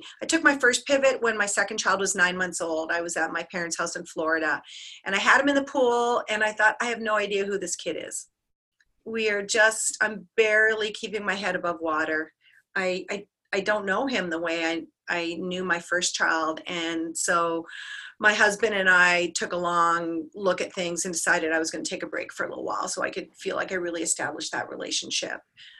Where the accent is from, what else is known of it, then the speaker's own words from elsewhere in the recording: Canada; My background, first of all, I'm proudly Canadian. I just want to throw that out there. So that's a huge part of my identity.